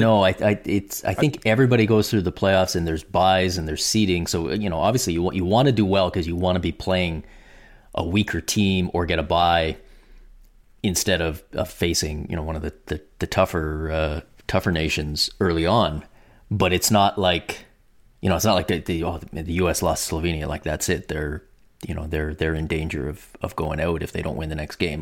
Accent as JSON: {"language": "English", "country": "Canada", "said": "as a Canadian"}